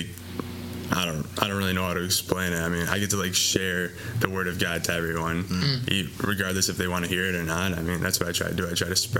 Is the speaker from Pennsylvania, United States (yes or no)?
no; Hamburg, New York, United States; from Hamburg, New York